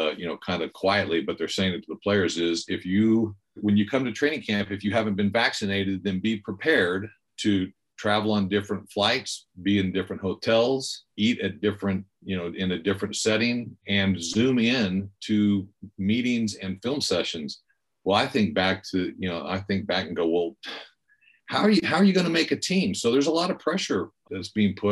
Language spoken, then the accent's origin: English; Bakersfield, California, United States; moved away as an adult; also born or lived in Los Angeles, California / Green Bay, Wisconsin; now in Bend, United States; I grew up in Bakersfield, California